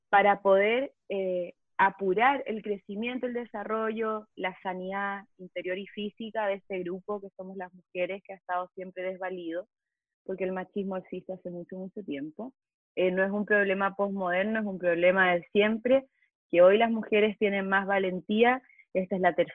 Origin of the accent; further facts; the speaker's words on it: Chile; moved away as an adult; now in Mexico; soy chilena, vivo en México hace seis años